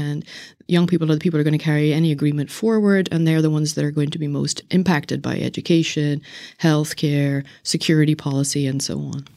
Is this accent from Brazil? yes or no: no; Northern Ireland, United Kingdom; moved away; I'm originally from Northern Ireland